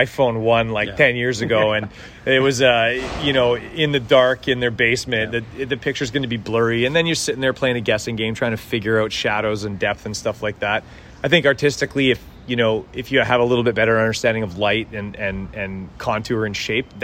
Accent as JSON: {"language": "English", "town": "Edmonton", "region": "Alberta", "country": "Canada", "tie": "born or raised there", "moved": "as an adult", "lives_now": "Vancouver, Canada", "said": "I was born in Edmonton and raised there"}